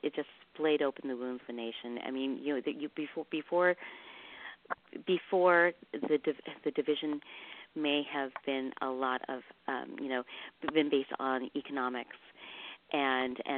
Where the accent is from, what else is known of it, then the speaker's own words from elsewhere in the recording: Midwest, United States; also born or lived in Vietnam; I was a child of the 70s and the 80s, where we came over as refugees from Vietnam, and we settled in the Midwest. And we were the only Asian family in that area for 10 years